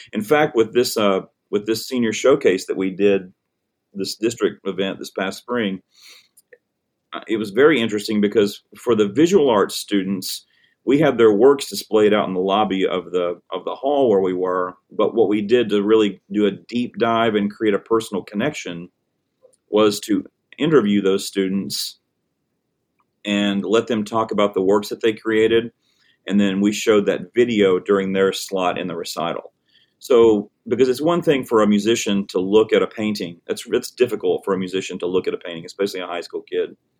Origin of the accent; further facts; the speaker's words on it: Hickman County, Tennessee, United States; also born or lived in Murfreesboro, Tennessee; I'm from Hickman County, Tennessee, which is a small town sort of between Columbia and Dixon